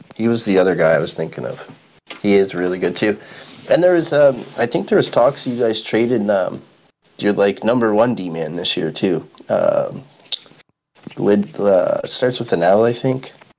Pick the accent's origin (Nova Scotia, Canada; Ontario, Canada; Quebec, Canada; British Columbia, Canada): Ontario, Canada; Oshawa; the Oshawa Generals, which is my hometown too